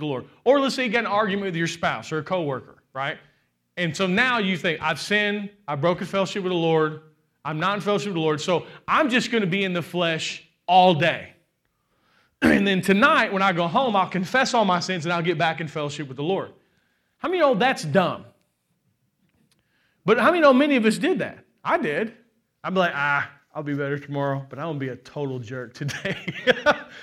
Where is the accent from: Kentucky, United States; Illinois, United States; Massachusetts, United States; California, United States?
Kentucky, United States; I'm from Kentucky